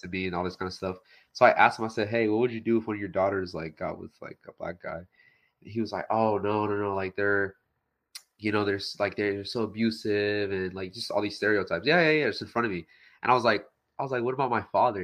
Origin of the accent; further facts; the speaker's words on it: Texas, United States; now in Houston, United States; I was born in America. Yeah, yeah. Texas.